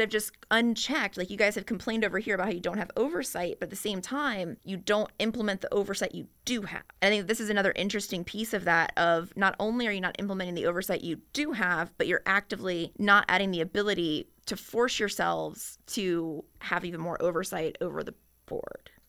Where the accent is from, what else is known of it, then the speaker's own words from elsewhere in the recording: Chesterfield County, Virginia, United States; when I was growing up in Chesterfield County